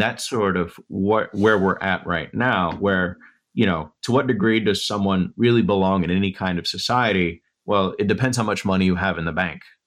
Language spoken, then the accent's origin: English; West Texas, United States; moved away; I'm from West Texas